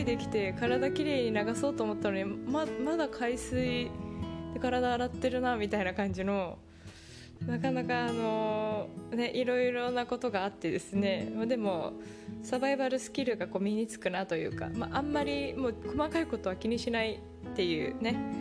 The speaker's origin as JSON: {"language": "Japanese", "country": "Japan", "also_born_or_lived": "Canada", "moved": "as an adult", "lives_now": "Mexico", "said": "ほとんど必ず日本出身の私"}